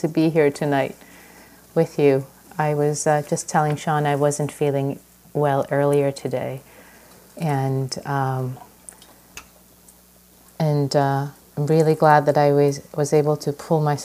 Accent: Iran; now in United States; I was born in Iran, and when I came to this country years and years ago

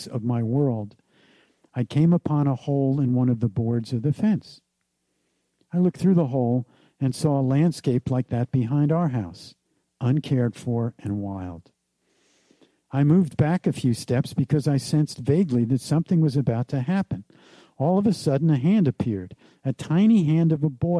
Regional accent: New Jersey, United States; the kind of economic and subculture experience that I grew up with in New Jersey

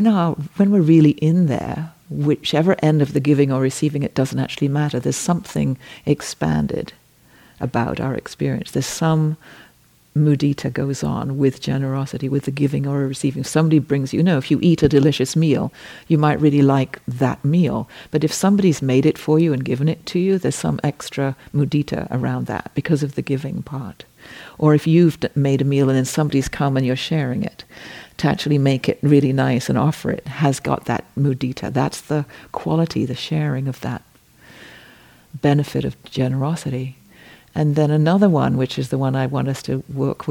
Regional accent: England, United Kingdom; I am English

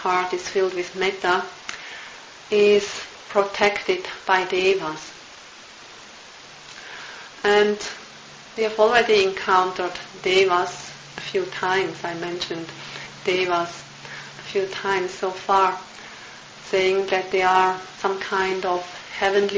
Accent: Switzerland; moved away; also born or lived in Burma; I'm from Switzerland

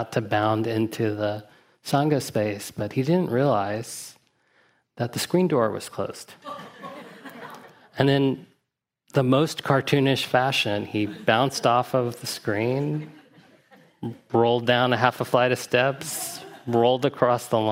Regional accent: Huntsville, Alabama, United States; my father was part of a Zen community where I grew up in Huntsville, Alabama

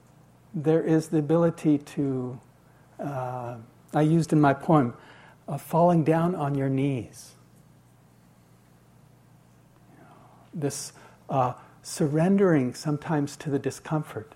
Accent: United States; being an American

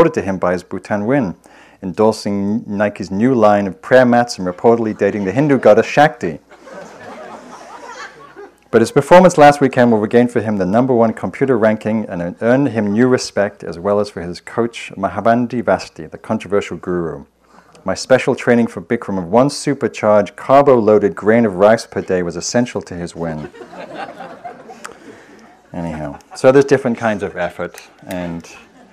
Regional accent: England, United Kingdom; moved away; also born or lived in London; I'm English

